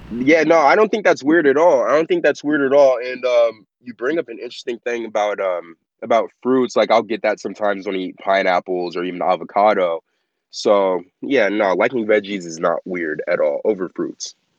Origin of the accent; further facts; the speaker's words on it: Las Vegas, Nevada, United States; I am born and raised in Las Vegas